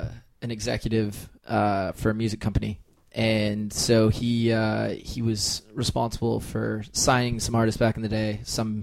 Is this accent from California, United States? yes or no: yes; California, United States; So my dad grew up in England. And then met my mom in England. They moved to the U.S., to Minnesota originally, but I was born in California.